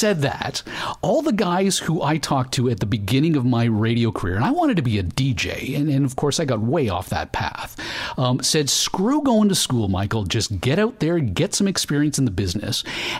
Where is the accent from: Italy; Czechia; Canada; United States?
Canada; we're Canadian?